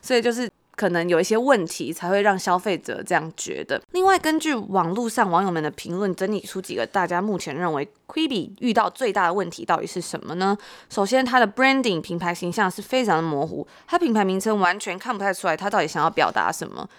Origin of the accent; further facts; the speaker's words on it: Taiwan; 在台湾长大